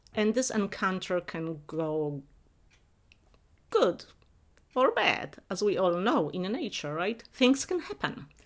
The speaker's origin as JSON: {"language": "English", "region": "Silesian Voivodeship", "country": "Poland", "tie": "born or raised there", "moved": "yes", "said": "I grew up in Poland, but in not in main part of Poland, but in Upper Silesia, where different traditions, uh, Polish, German, Czech, and Silesians mixed."}